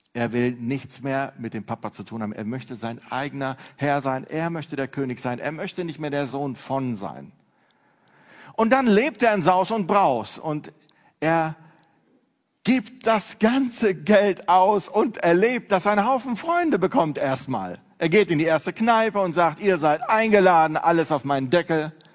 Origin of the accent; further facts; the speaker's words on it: Neuss, North Rhine-Westphalia, Germany; Ich komme aus Neuss